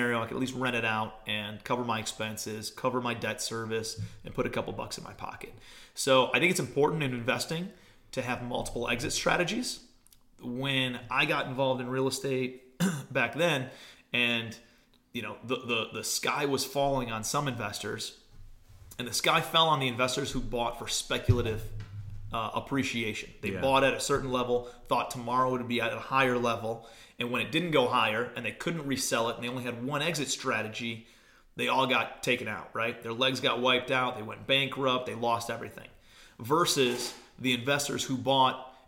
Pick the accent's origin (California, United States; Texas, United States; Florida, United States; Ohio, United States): Ohio, United States; Parma; moved away as an adult; also born or lived in New York City; I'm from Cleveland, from the suburbs of Cleveland, grew up in an area called Parma, Ohio